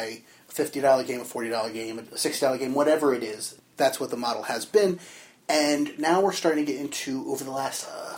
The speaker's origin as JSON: {"language": "English", "region": "New Jersey", "country": "United States", "said": "from Jersey, joined as usual by..."}